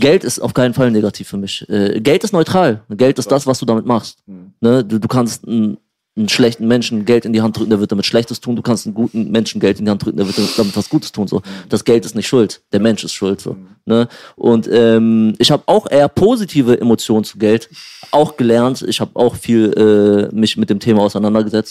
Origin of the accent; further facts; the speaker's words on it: Pattensen, Lower Saxony, Germany; also born or lived in Syria / Neustadt am Rübenberge; ich bin in Syrien geboren. In Syrien ähm, geboren. Ähm, ich bin aber relativ jung, mit vier, fast fünf Jahren hergekommen